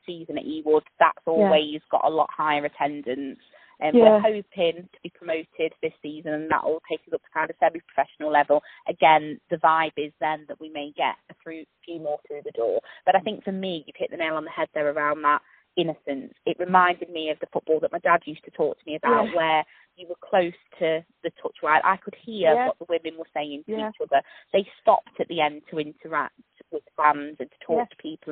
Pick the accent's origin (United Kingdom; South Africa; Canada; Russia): United Kingdom; Scotland; as a Scottish woman